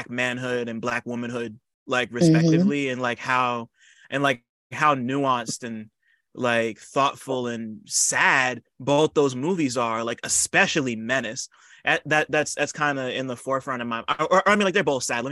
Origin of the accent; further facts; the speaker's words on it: New Jersey, United States; also born or lived in New York; I'm from Jersey, like, you know, I'm like born in New York, raised in Jersey